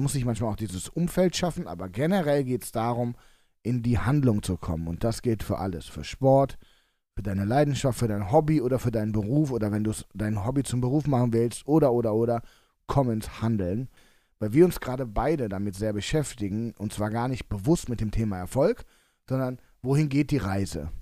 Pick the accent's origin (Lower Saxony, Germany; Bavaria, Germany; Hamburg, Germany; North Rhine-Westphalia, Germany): North Rhine-Westphalia, Germany; Cologne; als Kölner